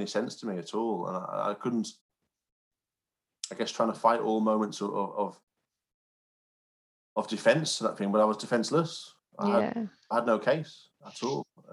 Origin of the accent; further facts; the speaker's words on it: Cumbria, North West England, United Kingdom; also born or lived in York; I grew up in Cumbria, so quite a rural area, and very close to the Lake District.